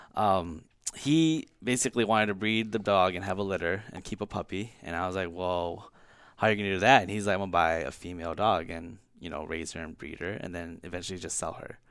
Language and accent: English; Brooklyn Park, Minnesota, United States; also born or lived in California; I was born in California. I came here, uh, when I was three with my parents, uh, moved to North Minneapolis and then kinda settled in Brooklyn Park